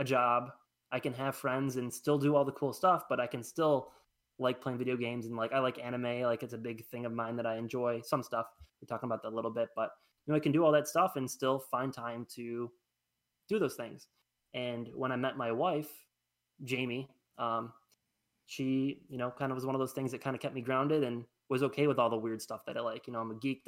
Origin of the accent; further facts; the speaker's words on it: Attica, United States; I grew up in Attica